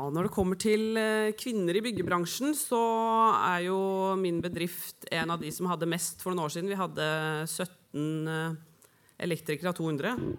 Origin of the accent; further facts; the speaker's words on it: Oslo, Norway; og er glad for at jeg ble født der. Har bodd på Grünerløkka og Vålerenga